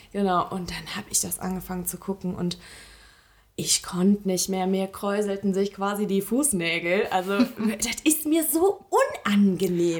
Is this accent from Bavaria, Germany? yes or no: no; Eschweiler, North Rhine-Westphalia, Germany; Eschweiler, hm. äh, meiner Heimatstadt